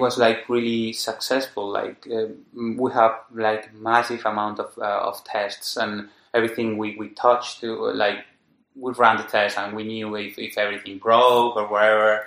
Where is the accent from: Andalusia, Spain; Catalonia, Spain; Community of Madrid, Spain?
Community of Madrid, Spain; Madrid; I'm from Madrid